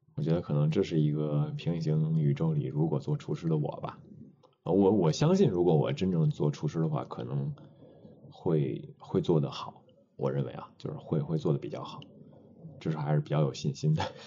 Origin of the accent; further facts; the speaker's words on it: Dalian, Liaoning, China; now in Beijing, China; 我们家，家乡嘛，这个我是大连人，所以都比较爱吃海鲜